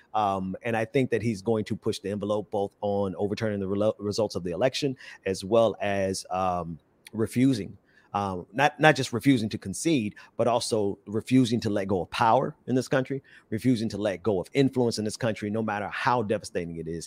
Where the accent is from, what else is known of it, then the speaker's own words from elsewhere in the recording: Fort Lauderdale, Florida, United States; now in Atlanta, United States; grew up in Fort Lauderdale.